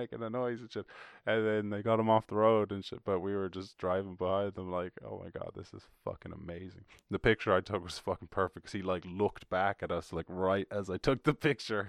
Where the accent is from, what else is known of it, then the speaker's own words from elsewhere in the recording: Ireland; I was born and raised in Ireland